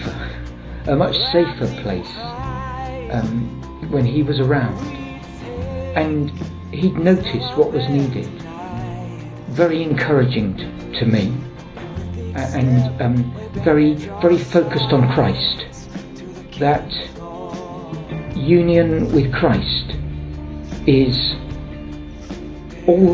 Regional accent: England, United Kingdom; from England

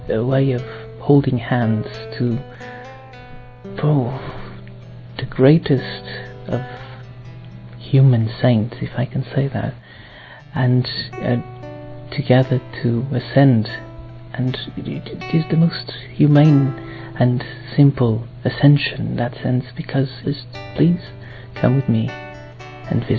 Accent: Portugal; I'm from Portugal, and I'm 28 years old

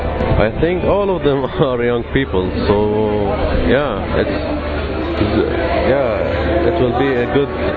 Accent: Jerusalem, Jerusalem District, Israel; I'm from Jerusalem, Israel.

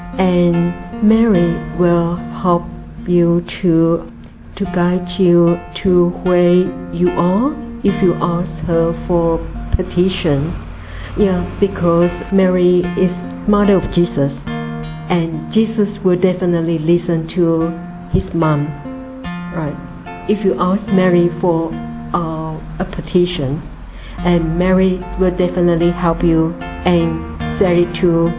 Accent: New Zealand; from New Zealand.

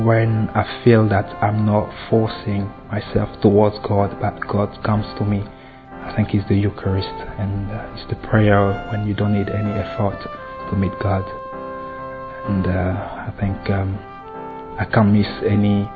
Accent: Côte d’Ivoire; I'm from the Ivory Coast.

